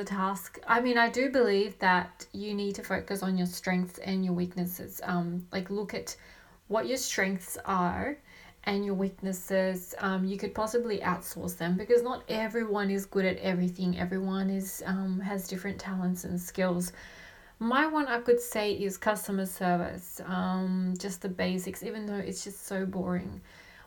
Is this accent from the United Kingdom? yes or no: no; Australia; also born or lived in Colombia / Sydney, Australia; I live in Sydney, Australia. I was born in Colombia and raised in Australia.